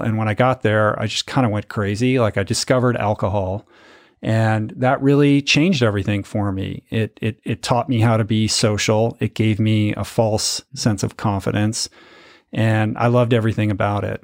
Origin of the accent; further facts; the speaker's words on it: Washington, District of Columbia, United States; I grew up in Washington, D C, in the suburbs of Washington.